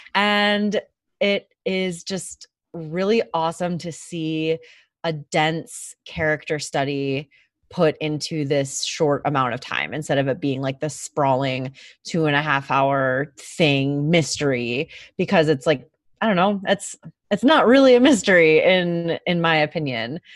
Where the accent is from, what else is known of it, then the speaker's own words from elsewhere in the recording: Michigan, United States; we are from Michigan, we live in Michigan